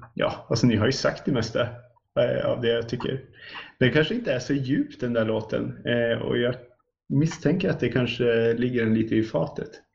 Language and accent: Swedish; Sweden; som svensk